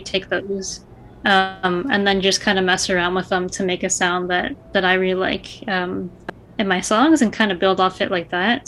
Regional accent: Niagara Falls, Ontario, Canada; also born or lived in Toronto / Glasgow, Scotland; I was born and raised in Niagara

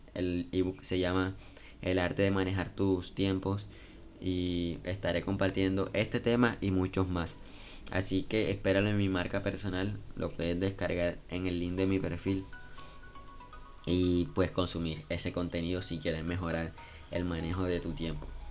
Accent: Colombia; en mi país Colombia

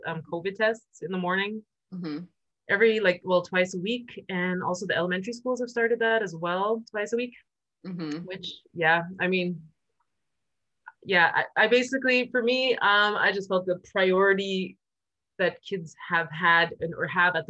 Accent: Canada; moved away as an adult; now in Germany; I come from Canada originally. I am born there. I live in Germany. I've been living here for about 16, 17 years

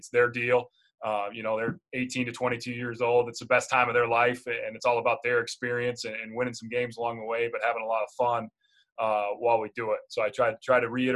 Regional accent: Jackson, Minnesota, United States; also born or lived in Mesa, Arizona; I'm originally from Jackson, Minnesota, so southwest part of the state

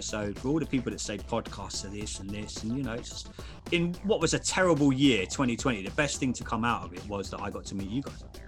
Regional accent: England, United Kingdom; I'm English.

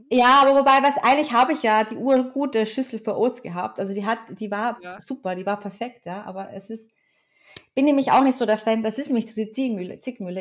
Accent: Vienna, Austria; ich bin halt in Wien auch wirklich aufgewachsen. Zwar nicht hier geboren, aber in Wien aufgewachsen

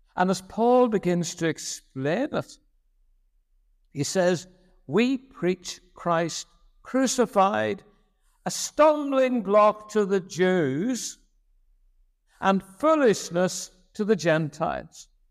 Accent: Belfast, Northern Ireland, United Kingdom; moved away as an adult; now in Lurgan, United Kingdom; I grew up on the Shore Road in Saint Catharines Parish

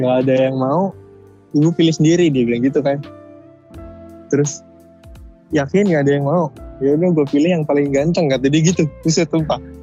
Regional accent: Java, Indonesia; Gua kan orang Jawa

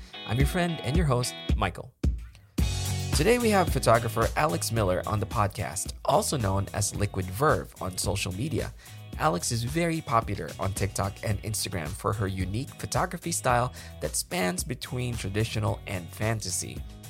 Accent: Philippines; now in United States; Yeah, I was actually originally from the Philippines.

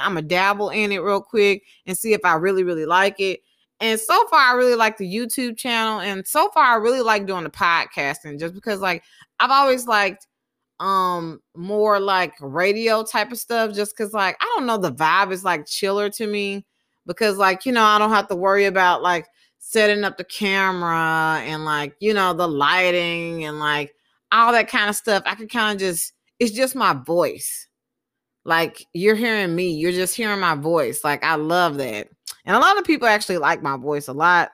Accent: Texas, United States; moved away; also born or lived in Mobile, Alabama / Utah; I moved to Texas when I was about four years old. Um, I lived in Texas for most of my life

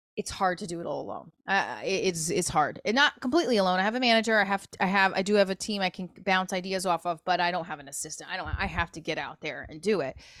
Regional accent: New Jersey, United States; also born or lived in New York; I'm from Jersey, I'm from New York.

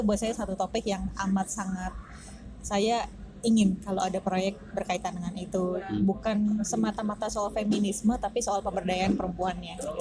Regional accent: Jakarta, Indonesia; saya juga orang Jakarta juga

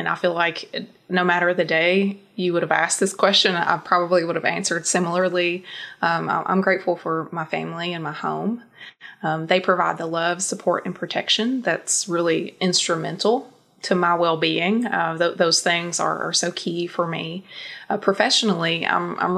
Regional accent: Eastern Kentucky, United States; I grew up in Eastern Kentucky

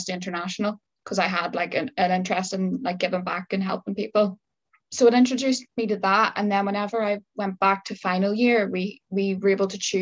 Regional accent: Northern Ireland, United Kingdom; moved away as an adult; now in Liverpool, United Kingdom; I'm originally from Northern Ireland, as you are yourself. Moved to Liverpool, 5 years ago

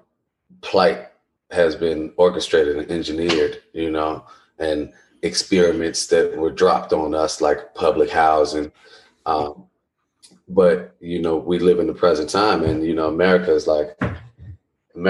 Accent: Chicago, Illinois, United States; I'm from Chicago

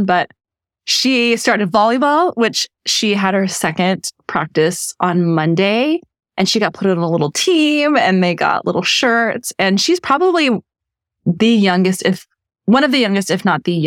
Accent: Texas, United States; I'm from Texas. We don't do rodeo chic

